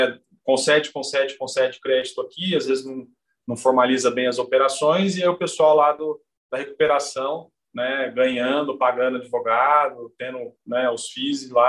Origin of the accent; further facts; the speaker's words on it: Mococa, São Paulo, Brazil; E eu sou de Mococa, que também tem tradição é, no café, né?